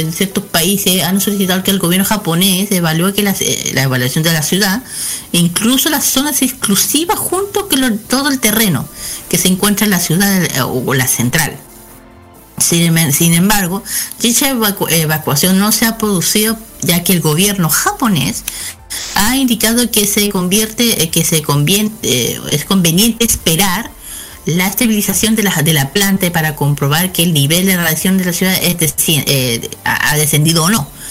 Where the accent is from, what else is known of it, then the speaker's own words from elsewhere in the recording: Chile; nosotros que somos chilenos